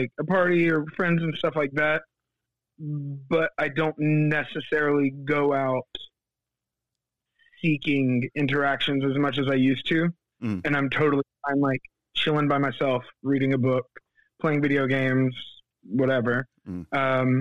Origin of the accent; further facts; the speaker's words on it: Fayetteville, North Carolina, United States; now in Wendell, United States; I'm from Fayetteville, North Carolina, which is where Fort Bragg is